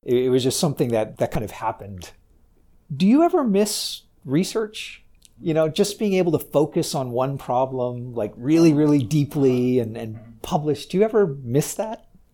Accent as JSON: {"language": "English", "country": "United States", "said": "as an American founder"}